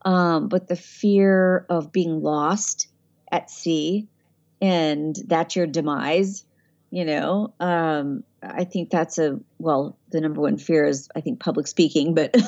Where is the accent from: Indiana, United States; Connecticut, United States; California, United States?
California, United States; San Diego; You know, I don't know, because I grew up in San Diego.